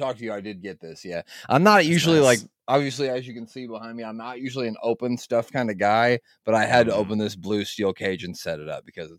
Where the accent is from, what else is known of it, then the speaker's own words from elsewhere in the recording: Nebraska, United States; I'm from Nebraska, of course.